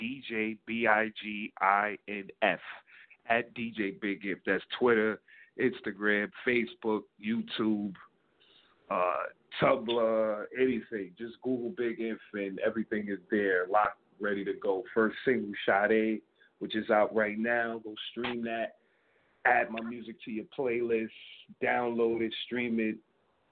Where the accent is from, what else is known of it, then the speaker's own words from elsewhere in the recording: New York City, New York, United States; I'm from New York City, Bronx, to be precise.